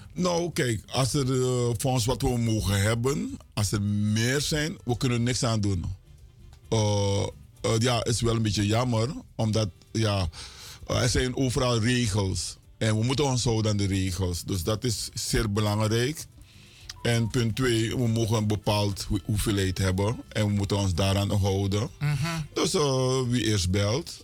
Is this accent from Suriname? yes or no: yes; Suriname; now in Miami, United States; wij als Surinamers